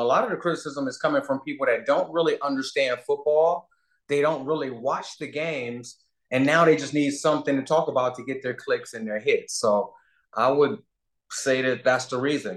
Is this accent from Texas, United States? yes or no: no; Cleveland, Ohio, United States; I'm from Cleveland. I'm a Midwest guy.